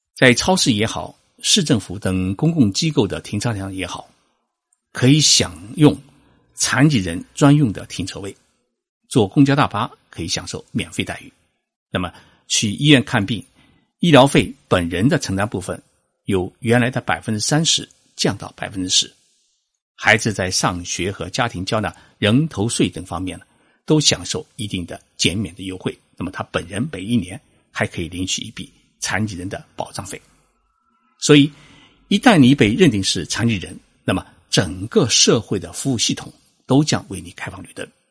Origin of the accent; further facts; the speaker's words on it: China; 我们中国人